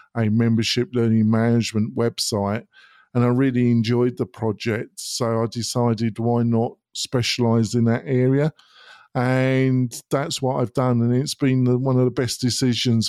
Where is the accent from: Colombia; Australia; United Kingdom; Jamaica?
United Kingdom; moved away as an adult; now in United States; I'm not American. I was born in Britain. I came to America about twelve years ago.